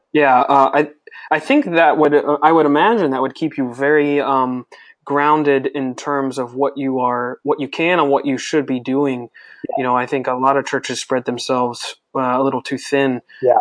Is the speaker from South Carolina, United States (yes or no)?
yes; Greenville, South Carolina, United States; my hometown of Greenville, South Carolina